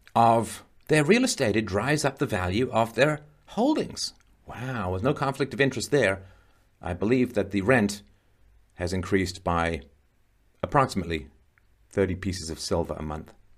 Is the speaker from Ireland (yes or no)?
yes; Ireland; moved away; I was born in Ireland, Spent a lot of time in Ireland